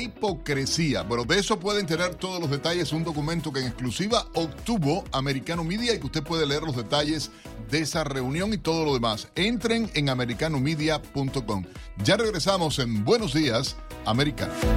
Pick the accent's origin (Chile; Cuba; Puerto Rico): Cuba; como cubano que soy